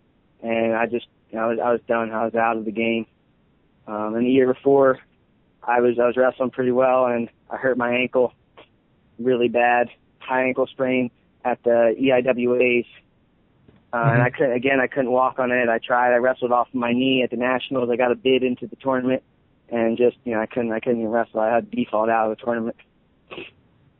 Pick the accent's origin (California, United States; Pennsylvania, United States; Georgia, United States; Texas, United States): Pennsylvania, United States; Philadelphia; I live right outside of Philly. My parents grew up in Philly